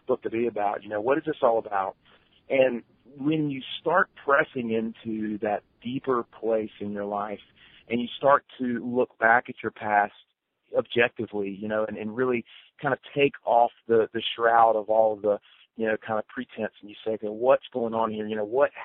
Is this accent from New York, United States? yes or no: no; Wilmington, North Carolina, United States; I live down in Wilmington, North Carolina, kind of coastal North Carolina. This is my hometown. It's where I grew up.